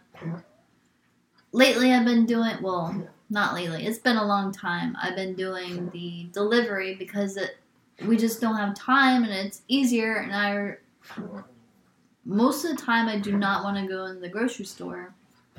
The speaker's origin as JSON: {"language": "English", "region": "New York", "country": "United States", "moved": "yes", "said": "I am a New Yorker"}